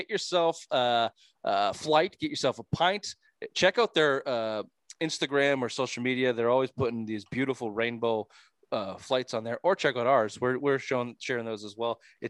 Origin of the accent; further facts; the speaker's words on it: Toronto, Ontario, Canada; But it was like, yeah, I'm from Toronto.